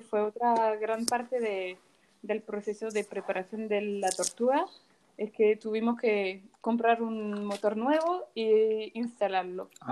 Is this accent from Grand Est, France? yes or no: no; Paris, Île-de-France, France; soy de París